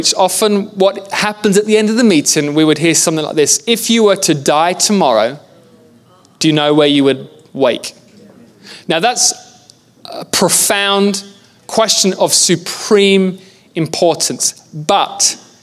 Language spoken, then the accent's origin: English; England, United Kingdom; I'm from England.